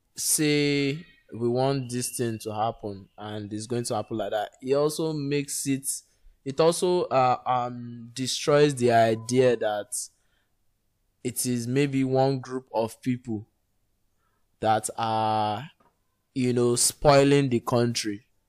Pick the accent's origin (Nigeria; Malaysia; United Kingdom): Nigeria; as a Nigerian